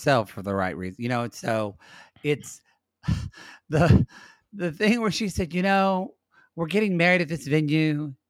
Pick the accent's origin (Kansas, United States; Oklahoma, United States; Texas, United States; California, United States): Oklahoma, United States; Lone Grove; moved away; I'm from Lone Grove, Oklahoma.